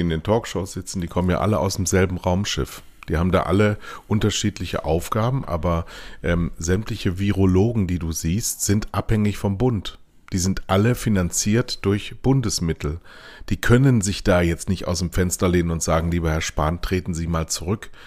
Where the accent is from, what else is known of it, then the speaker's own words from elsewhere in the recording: Rhineland, Germany; wir beide als Rheinländer